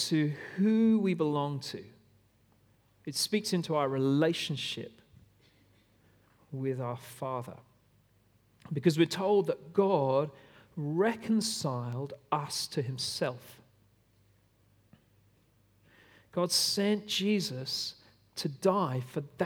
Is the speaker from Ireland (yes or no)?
no; Australia; I am an Aussie through and through